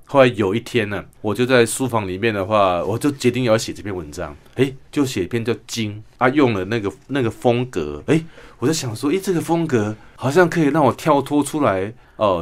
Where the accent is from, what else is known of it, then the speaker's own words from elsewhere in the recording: Kinmen County, Taiwan; also born or lived in Sanchong, New Taipei; now in Taipei, Taiwan; 我来自金门